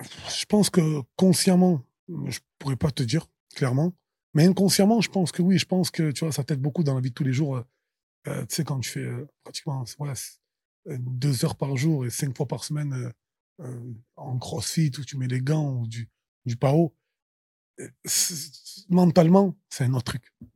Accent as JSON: {"language": "French", "town": "Marseille", "region": "Provence-Alpes-Côte d'Azur", "country": "France", "tie": "born or raised there", "said": "Je suis Marseillais, je suis né à Marseille"}